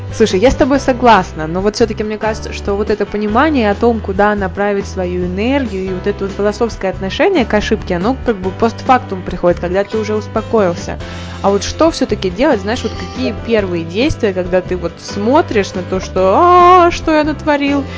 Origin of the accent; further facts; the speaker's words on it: Podolsk, Moscow Oblast, Russia; Мы с тобой из Подольска, а он находится совсем недалеко от Москвы.